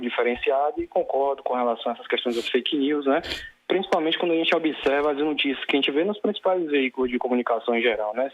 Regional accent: Salvador, Bahia, Brazil; sou de Salvador, Bahia

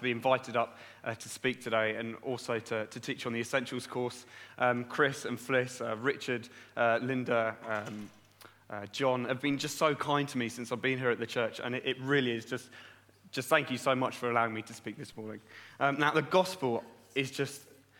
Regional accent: Brighton, South East England, United Kingdom; moved away; I'm from Brighton originally, down south in Brighton.

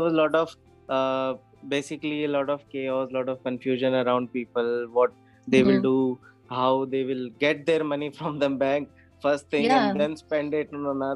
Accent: Jaipur, Rajasthan, India; I'm from Jaipur only

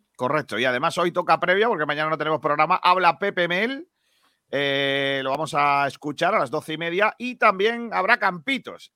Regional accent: Spain

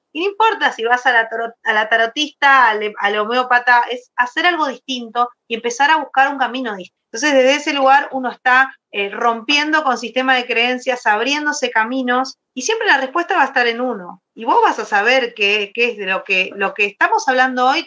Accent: Argentina; soy de Argentina.

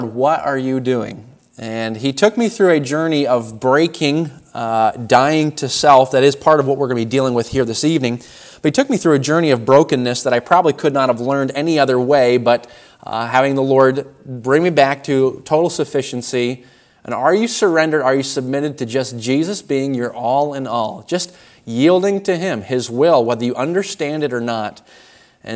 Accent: Warren, Maine, United States; I was born in Warren, Maine, so down on Route 1, about an hour and 15 minutes from here or so. That's where I was born, and then raised in that area

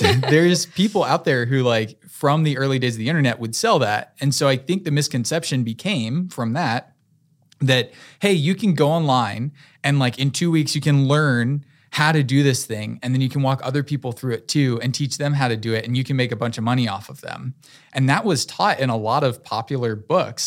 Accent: Fuquay-Varina, North Carolina, United States; I grew up in Fuquay, so very close to Raleigh. This is my home, and I love this city

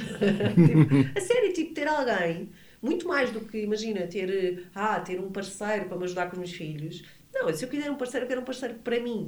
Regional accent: Portugal; moved away as an adult; also born or lived in Brazil; eu sou portuguesa

